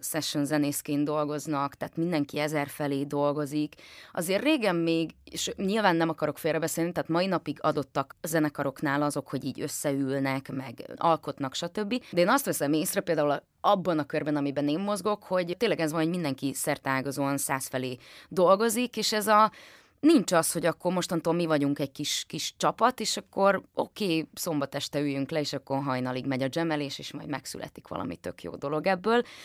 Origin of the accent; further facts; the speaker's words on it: Nyírmada, Szabolcs-Szatmár-Bereg, Hungary; én nyírmadai vagyok